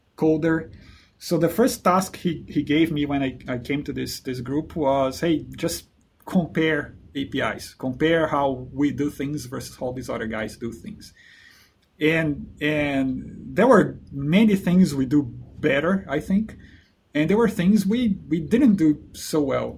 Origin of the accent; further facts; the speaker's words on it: Brazil; moved away as an adult; also born or lived in New Zealand; I'm originally from Brazil